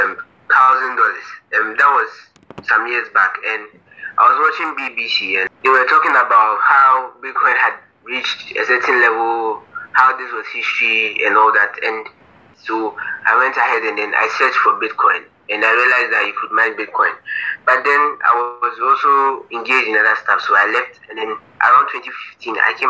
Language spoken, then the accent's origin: English; Accra, Greater Accra, Ghana; I'm from Accra, Ghana.